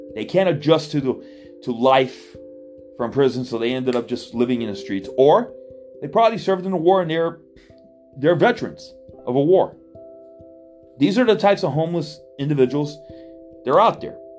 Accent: Miami, Florida, United States; I was born and raised in Miami, Florida

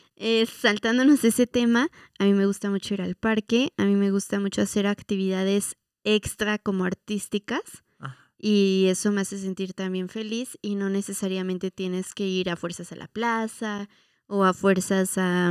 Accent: Mexico; la identidad que nos ha costado mucho trabajo como mexicanos

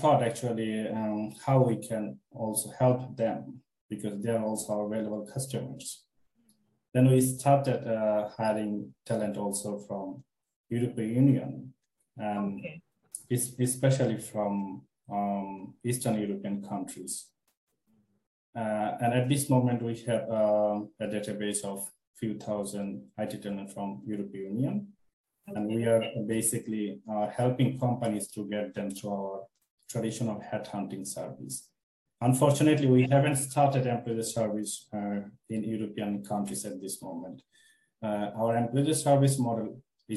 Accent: Bangladesh; moved away; I'm from Bangladesh

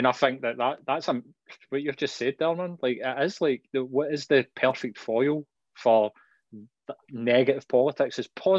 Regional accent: Scotland, United Kingdom; because we're Scottish

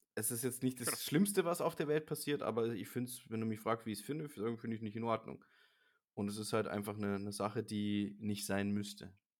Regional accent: Germany; als Deutscher

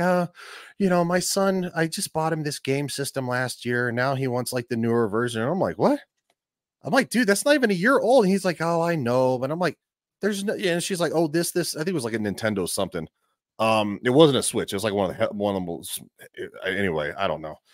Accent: Colorado, United States; moved away as an adult; also born or lived in Florida; I'm from Colorado. I, I, I lived in Florida for the last eleven years

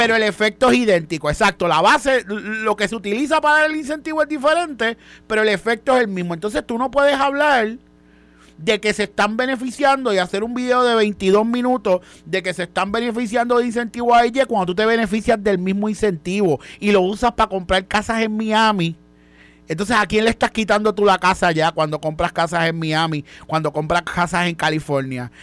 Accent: Puerto Rico; somos puertorriqueños

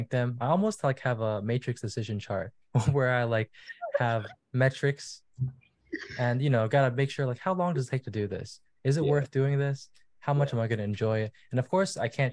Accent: New York City, New York, United States; I was born in New York. Grew up in Brooklyn, so I was staying with my parents for the time.

